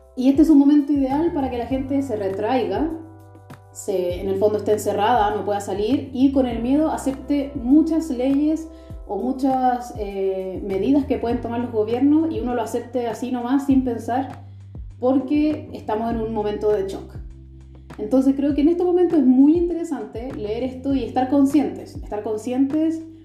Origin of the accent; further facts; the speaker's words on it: Chile; now in Germany; soy chilena, pero vivo en Alemania